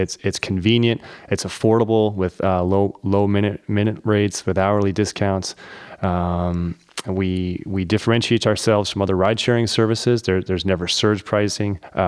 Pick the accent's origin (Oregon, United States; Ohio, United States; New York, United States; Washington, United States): Ohio, United States; Dayton; born there; I'm actually the only one person in my family that was born in Ohio. My folks were out here, out in Dayton, was born, lived here